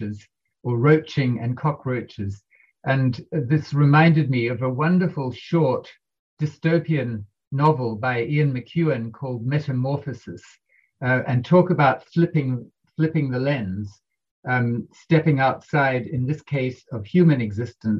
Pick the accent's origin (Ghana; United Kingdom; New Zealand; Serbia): New Zealand; I'm from New Zealand.